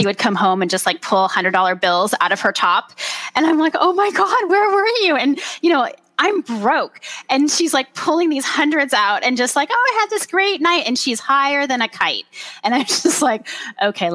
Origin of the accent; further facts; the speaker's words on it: Orange County, California, United States; moved away as an adult; also born or lived in Washington; I was raised in Orange County